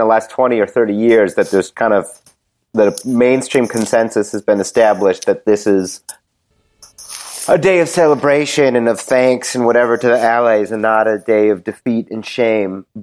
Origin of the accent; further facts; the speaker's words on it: Wisconsin, United States; I'm from Wisconsin and my German ancestors came after the genocide in that country